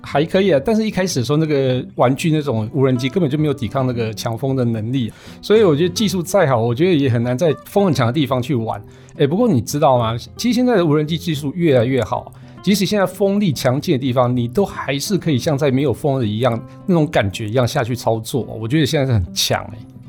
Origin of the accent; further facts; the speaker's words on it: Su'ao, Yilan County, Taiwan; 我老家是捕鱼世家，在南方澳那边嘛